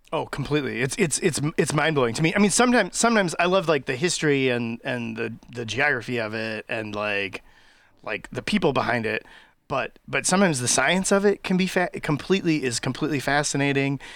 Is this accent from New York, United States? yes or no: no; Racine, Wisconsin, United States; I grew up in Racine